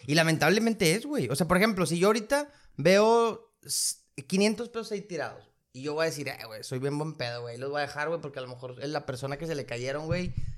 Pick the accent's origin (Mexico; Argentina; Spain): Mexico; nosotros que somos de México